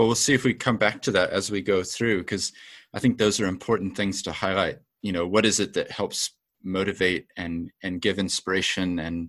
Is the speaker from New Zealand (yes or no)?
yes; New Zealand; also born or lived in Japan / England / Australia; I have an accent, but I grew up in New Zealand, but my parents are from America. So I grew up with this sort of two places, because we used to go back to America for holidays and aunts and uncles are there